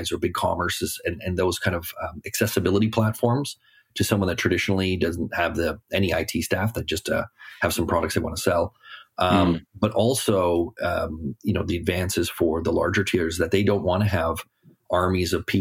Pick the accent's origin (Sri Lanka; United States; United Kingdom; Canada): Canada; being a Canadian and living in Toronto